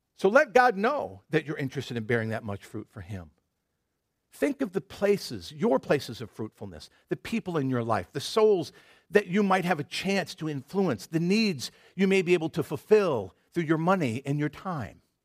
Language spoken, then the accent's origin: English; Michigan, United States; moved away; I grew up in Michigan, the, you know, patron state of apples